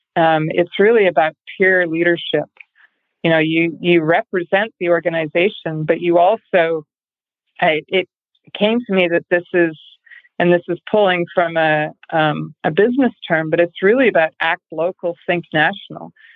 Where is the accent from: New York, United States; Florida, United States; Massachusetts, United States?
Massachusetts, United States; I'm from Massachusetts